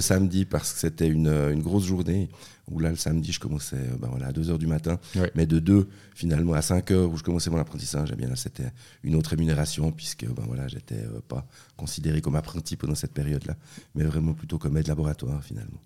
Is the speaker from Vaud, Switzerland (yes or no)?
yes; La Tour-de-Peilz, Vaud, Switzerland; first language French; also born or lived in Basel / Bern; c'est là-bas que je suis né, et puis après ils sont euh, rentrés en Suisse romande, et j'ai grandi à la Tour de Paix